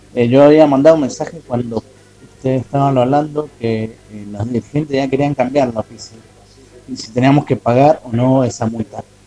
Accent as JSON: {"language": "Spanish", "region": "Mendoza", "country": "Argentina", "said": "soy de, de Mendoza"}